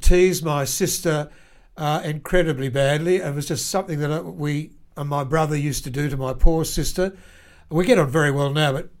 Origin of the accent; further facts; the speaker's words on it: Lismore, New South Wales, Australia; I grew up in a town called Lismore on the north coast in New South Wales, and I attended school there until I was in Year 7 when I went to boarding school.